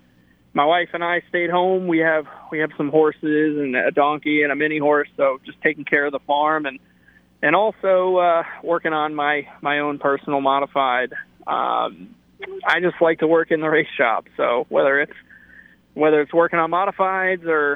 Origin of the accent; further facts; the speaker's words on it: Connecticut, United States; I grew up in Connecticut